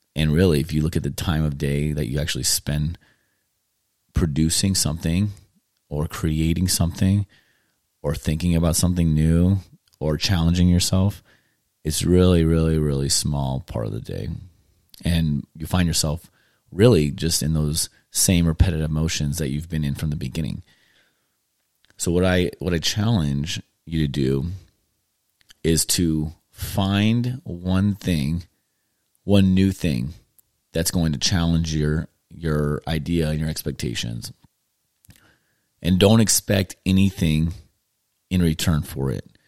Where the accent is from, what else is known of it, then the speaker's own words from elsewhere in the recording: California, United States; moved away as an adult; now in Tennessee, United States; growing up in California. I lived there for, um, thirty, almost thirty-eight years now. And, um, my family and I decided to, um, move to Tennessee and start over